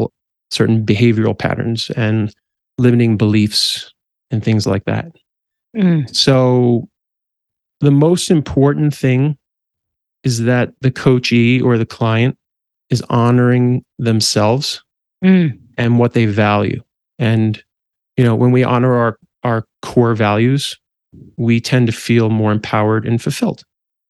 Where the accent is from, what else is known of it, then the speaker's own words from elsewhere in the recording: New Jersey, United States; also born or lived in Manhattan, New York / Brooklyn, New York; now in Colorado, United States; I'm from the East Coast, specifically New Jersey and then Manhattan and Brooklyn.